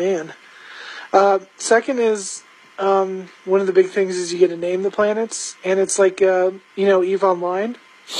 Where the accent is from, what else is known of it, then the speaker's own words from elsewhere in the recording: United States; I'm an American guy